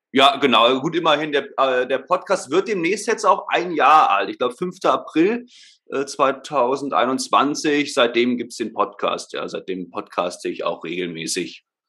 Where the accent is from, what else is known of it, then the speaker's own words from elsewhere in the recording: Berlin, Germany; moved away as an adult; now in Stuttgart, Germany; Also geboren, aufgewachsen bin ich ursprünglich in Berlin. Ähm, leben tue ich jetzt, wie gesagt, in Stuttgart.